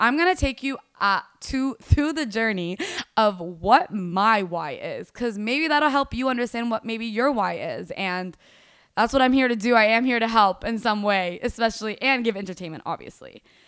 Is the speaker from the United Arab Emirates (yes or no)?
yes; Dubai, United Arab Emirates; now in Fort Worth, United States; Went through growing up in Dubai and ended up in Fort Worth, Texas. Completely different world, completely different everything.